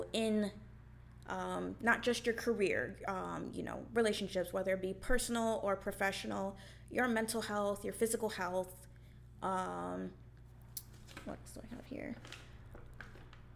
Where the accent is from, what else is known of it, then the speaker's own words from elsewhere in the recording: Marlboro, New York, United States; I grew up in Marlboro, New York, which was a predominantly white school